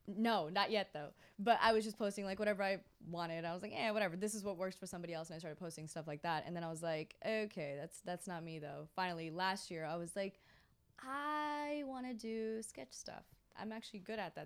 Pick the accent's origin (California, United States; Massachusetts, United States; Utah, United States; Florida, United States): Florida, United States; also born or lived in India; I was born in Florida